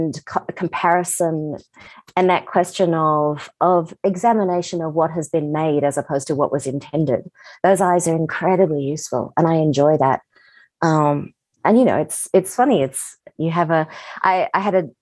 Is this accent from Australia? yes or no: yes; Australia; I'm Australian